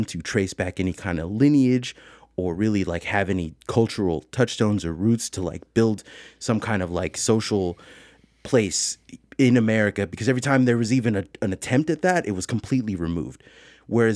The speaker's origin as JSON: {"language": "English", "town": "San Francisco", "region": "California", "country": "United States", "said": "I'm from the Bay Area. I'm from like San Francisco"}